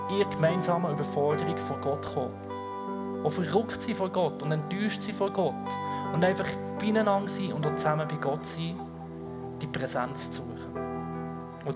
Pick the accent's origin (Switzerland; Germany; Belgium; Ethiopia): Switzerland; Ich meine, ich bin Schweizer und rede über Leid.